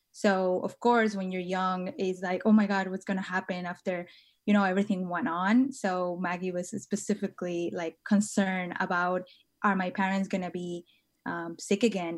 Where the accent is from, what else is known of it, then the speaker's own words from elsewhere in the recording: Tijuana, Baja California, Mexico; moved away as an adult; now in San Francisco, United States; I was born and raised in Tijuana, which is in the border, um, with San Diego